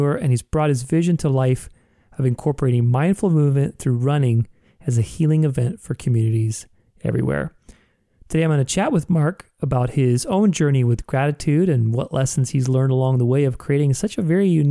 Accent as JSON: {"language": "English", "country": "Romania", "tie": "born or raised there", "moved": "yes", "lives_now": "Arizona, United States", "said": "I was born in Romania in Europe, but I've been here in the United States for, must have been 30 years now since 1990."}